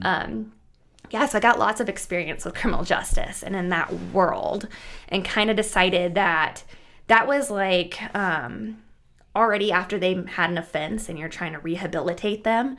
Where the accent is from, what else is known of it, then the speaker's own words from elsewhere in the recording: Bertrand, Nebraska, United States; I was born and raised in Bertrand, Nebraska, which is a really tiny town, about 700 people, 800 people